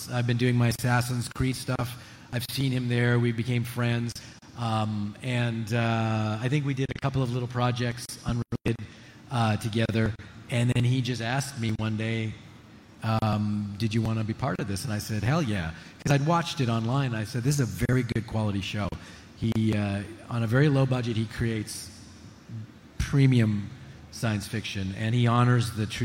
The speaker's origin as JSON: {"language": "English", "town": "Montreal", "region": "Quebec", "country": "Canada", "tie": "born or raised there", "also_born_or_lived": "Regina, Saskatchewan"}